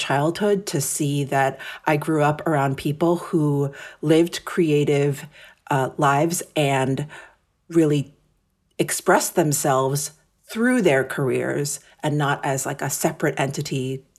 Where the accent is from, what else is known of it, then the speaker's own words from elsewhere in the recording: New York City, New York, United States; So I am born and raised in New York City. My parents came to America from Japan in the late 60s.